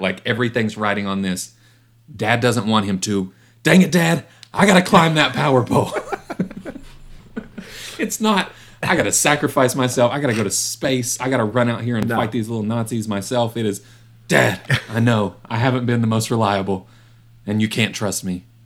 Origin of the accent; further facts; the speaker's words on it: West Virginia, United States; I was a little white kid growing up in West Virginia at the time.